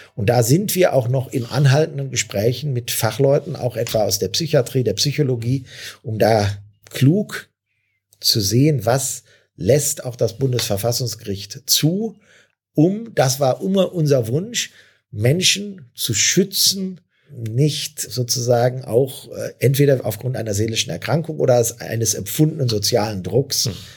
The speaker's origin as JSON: {"language": "German", "town": "Neuss", "region": "North Rhine-Westphalia", "country": "Germany", "tie": "born or raised there", "said": "Hier in meiner Heimatstadt"}